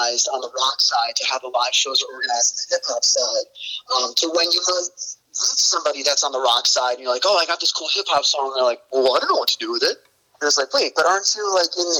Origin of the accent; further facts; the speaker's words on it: Northern New Jersey, United States; I'm from Northern New Jersey